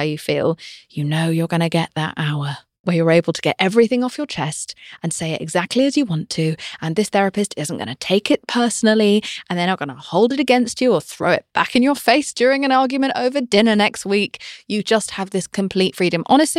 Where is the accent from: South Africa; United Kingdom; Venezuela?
United Kingdom; I'm British.